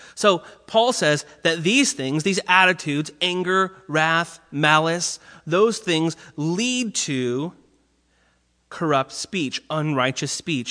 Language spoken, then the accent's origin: English; Orange County, California, United States; I grew up in Orange County where I was on the water a lot